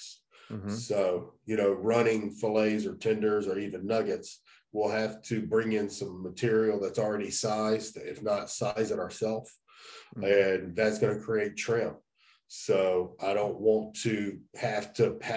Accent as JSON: {"language": "English", "region": "North Carolina", "country": "United States", "moved": "as an adult", "lives_now": "Dawson, Georgia, United States", "said": "I'm originally from North Carolina"}